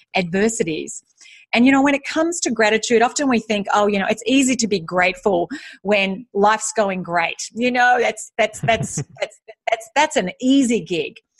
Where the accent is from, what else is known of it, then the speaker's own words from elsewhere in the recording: Australia; also born or lived in United States; now in Singapore; I am Australian. I'm currently living in Singapore